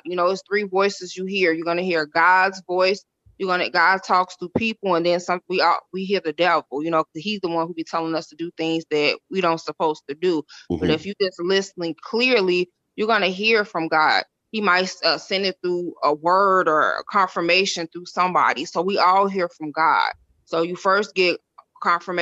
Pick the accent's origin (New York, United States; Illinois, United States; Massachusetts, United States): Illinois, United States; Chicago; also born or lived in Decatur, Illinois; I'm from Illinois. It's called Decatur. I moved to Chicago when I was 5